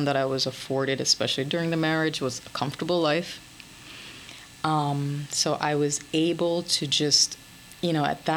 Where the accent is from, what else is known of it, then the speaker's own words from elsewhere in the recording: Jamaica; moved away; also born or lived in France; I'm a Jamaican